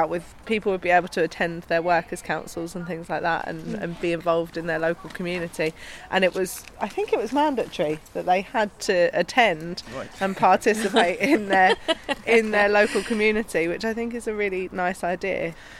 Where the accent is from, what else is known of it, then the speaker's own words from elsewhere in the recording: Forest Gate, London, United Kingdom; I grew up here in Forest Gate, but I now live in Lilford.